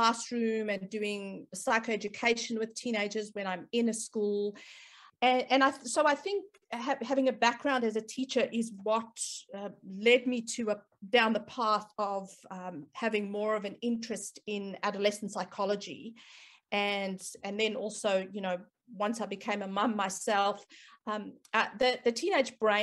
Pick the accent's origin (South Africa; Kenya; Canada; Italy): South Africa; moved away as an adult; now in Australia; I am South African background, but I've lived in Australia for probably almost 18 years now. I've spent part of my career, my early career, obviously in South Africa